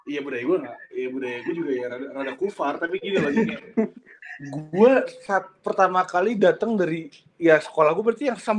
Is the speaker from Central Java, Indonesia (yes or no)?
no; Bekasi, West Java, Indonesia; sama pergaulan pras sama perbedaan kulturalnya yang dimana gue dari Bekasi tiba-tiba main di Tangsel.